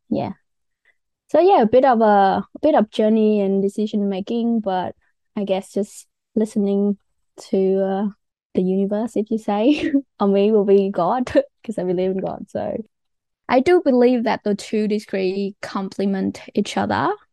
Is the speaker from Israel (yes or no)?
no; Vietnam; English is a second language; moved away as an adult; also born or lived in Wollongong, Australia / Canberra, Australia; now in Australia; I came from Vietnam.